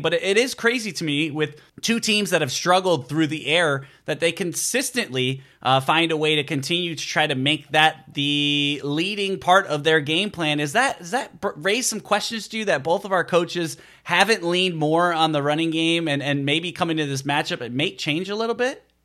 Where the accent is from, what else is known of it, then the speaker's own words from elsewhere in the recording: Chicago, Illinois, United States; moved away; I grew up in the Chicago area